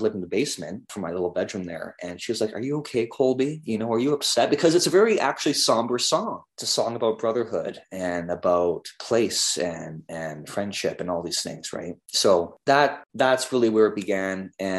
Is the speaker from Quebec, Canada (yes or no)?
no; Alberta, Canada; I was born and brought up in the Canadian prairies that edge the mountains of British Columbia.